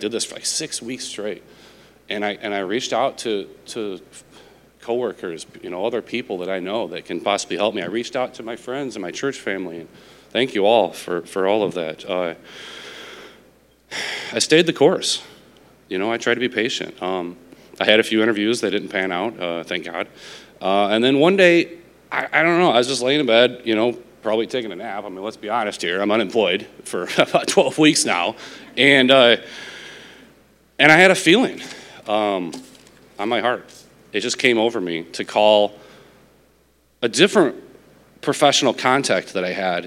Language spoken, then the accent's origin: English; Illinois, United States; moved away as an adult; also born or lived in Nevada; now in Sylvania, United States; We grew up in Illinois.